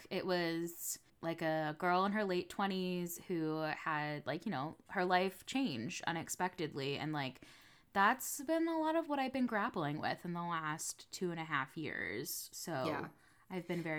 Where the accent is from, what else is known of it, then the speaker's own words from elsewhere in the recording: New England, United States; I grew up in New England, like with the Atlantic Ocean.